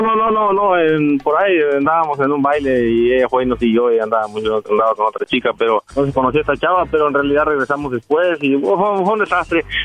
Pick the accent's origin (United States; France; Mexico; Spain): Mexico; Jalisco; moved away; also born or lived in Guerrero; me crié en Jalisco